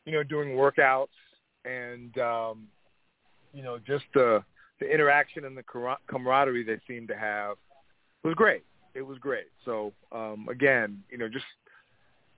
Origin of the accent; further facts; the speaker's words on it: Long Island, New York, United States; now in California, United States; I'm actually from Long Island